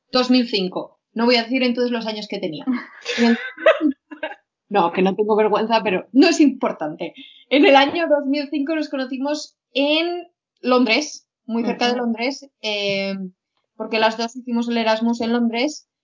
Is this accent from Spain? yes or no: yes; Huesca, Aragon, Spain; moved away; yo tengo que decir que no soy de Zaragoza, sino que soy de, Huesca